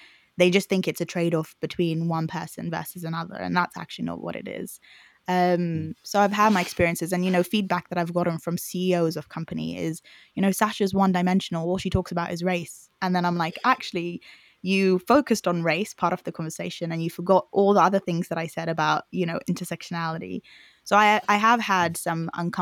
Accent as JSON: {"language": "English", "country": "Zimbabwe", "tie": "born or raised there", "accent": "Zimbabwean", "moved": "yes", "lives_now": "United Kingdom", "said": "I was born in Zimbabwe."}